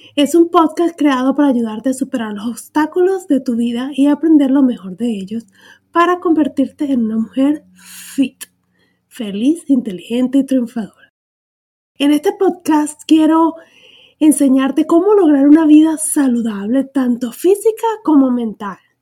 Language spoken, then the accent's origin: Spanish; Venezuela; moved away as an adult; soy venezolana